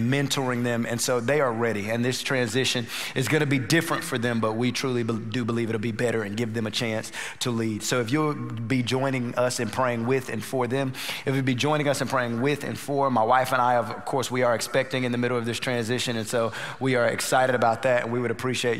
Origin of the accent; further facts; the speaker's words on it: North Carolina, United States; also born or lived in Dallas; now in Houston, United States; We're originally from North Carolina.